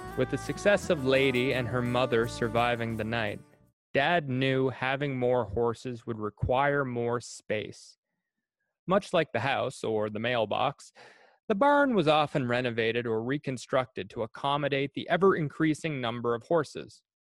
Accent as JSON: {"language": "English", "town": "New Perth", "region": "Prince Edward Island", "country": "Canada", "tie": "born or raised there", "said": "I grew up in New Perth, Prince Edward Island"}